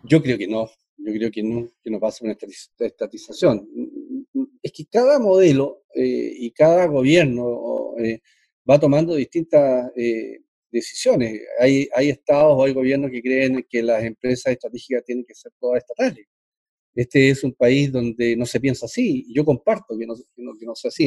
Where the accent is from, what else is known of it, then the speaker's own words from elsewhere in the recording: Chile; como chileno